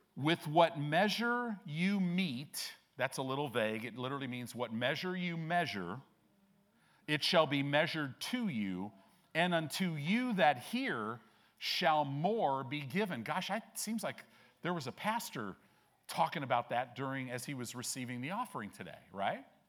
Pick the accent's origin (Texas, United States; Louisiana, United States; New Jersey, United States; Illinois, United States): Illinois, United States; Chicago; now in Omaha, United States; I was born in Chicago